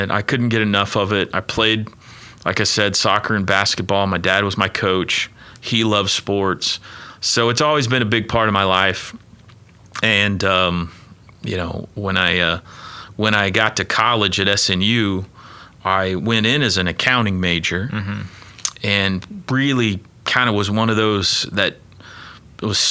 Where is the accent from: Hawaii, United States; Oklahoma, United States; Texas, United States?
Oklahoma, United States; Mustang; also born or lived in New Castle, Indiana; I lived in Mustang throughout elementary school and junior high